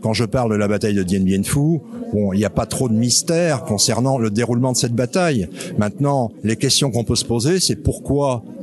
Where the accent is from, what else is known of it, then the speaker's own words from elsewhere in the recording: Wallonia, Belgium; now in France; je suis résident depuis cinq ans dans le Morvan. Je venais des Ardennes belges précédemment.